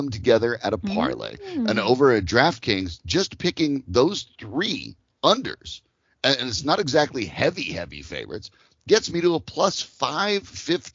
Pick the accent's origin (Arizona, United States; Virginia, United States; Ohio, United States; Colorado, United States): Colorado, United States; growing up in Colorado